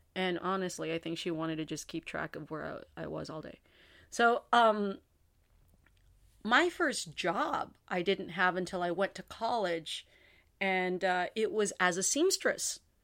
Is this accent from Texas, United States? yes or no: yes; San Juan, Texas, United States; my hometown, San Juan